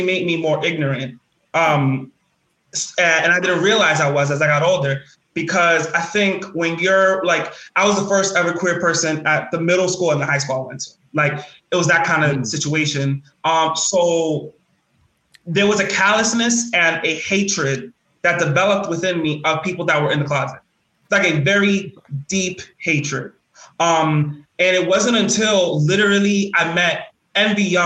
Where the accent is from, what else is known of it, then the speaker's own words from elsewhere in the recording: New York, United States; growing up in the South Bronx